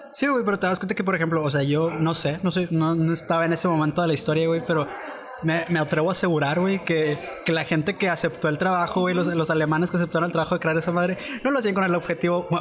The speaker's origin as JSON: {"language": "Spanish", "country": "Mexico", "said": "nosotros somos mexicanos"}